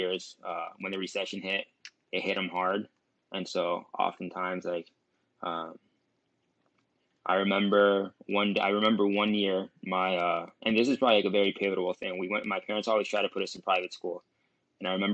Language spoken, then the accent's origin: English; Miami, Florida, United States; I was born and raised in Miami, Florida, to an immigrant family